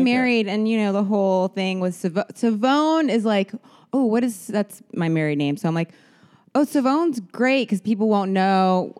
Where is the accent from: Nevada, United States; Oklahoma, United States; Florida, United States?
Florida, United States; Fort Lauderdale; I'm Fort Lauderdale.